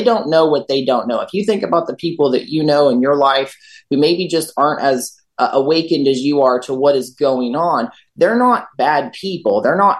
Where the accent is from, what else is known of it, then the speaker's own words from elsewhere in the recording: Johnson County, Kansas, United States; I'm from Johnson County, Kansas